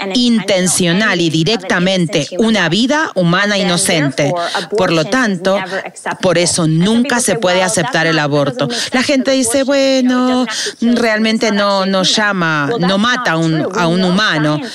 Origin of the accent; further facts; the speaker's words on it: Northern California, United States; now in Los Angeles, United States; Crecí en el norte de California